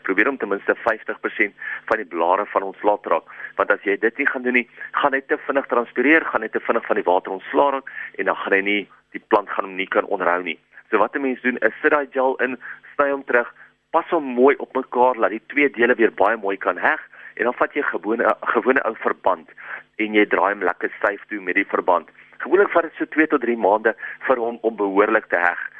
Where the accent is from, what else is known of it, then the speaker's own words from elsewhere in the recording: South Africa; ons as Suid-Afrikaners